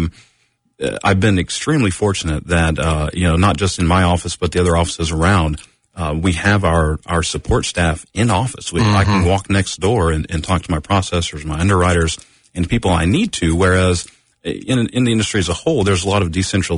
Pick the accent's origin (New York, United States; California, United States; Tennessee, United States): Tennessee, United States; Knoxville; moved away as an adult; also born or lived in Orlando, Florida; I'm from Knoxville originally, went to Bearden High School, went to UT.